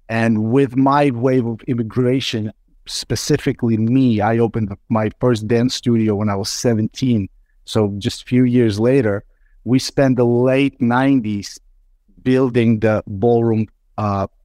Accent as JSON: {"language": "English", "town": "Brooklyn", "region": "New York", "country": "United States", "tie": "born or raised there", "second_language": "English", "said": "However, when we immigrated to US and I grew up in Brooklyn, New York since the 90s, when it was time to go to university, I had a choice to make."}